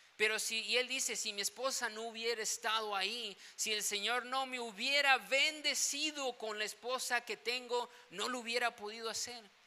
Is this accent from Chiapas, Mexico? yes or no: yes; Tuxtla Gutiérrez, Chiapas, Mexico; moved away; yo vengo de Tuxtla Gutiérrez